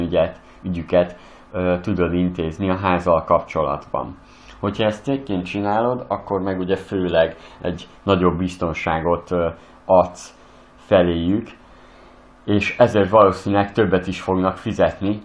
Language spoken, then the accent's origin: Hungarian; Western Hungary, Hungary; én Nyugat-Magyarországról származok